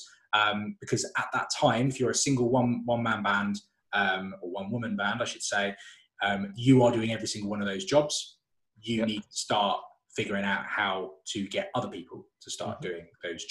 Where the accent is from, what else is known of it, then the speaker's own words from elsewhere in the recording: Solihull, West Midlands, United Kingdom; I'm from Solihull.